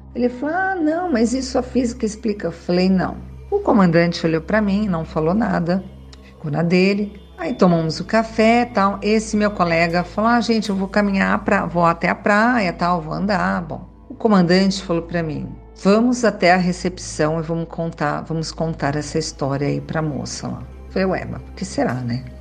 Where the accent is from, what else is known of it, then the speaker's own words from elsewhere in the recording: São Caetano do Sul, São Paulo, Brazil; now in Sorocaba, Brazil; Sou de São Caetano do Sul